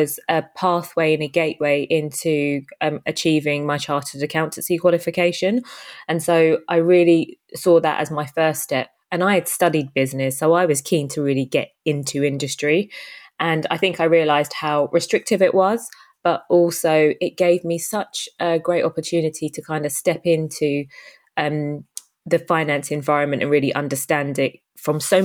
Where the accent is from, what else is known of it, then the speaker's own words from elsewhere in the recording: United Kingdom; also born or lived in Jamaica; I moved to the UK when I was about three, brought up in a single parent household